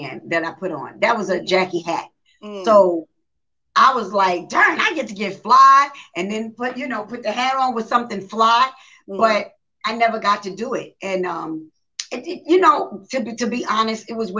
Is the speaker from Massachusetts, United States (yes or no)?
no; New York City, New York, United States; I'm from the South Bronx. I'm from New York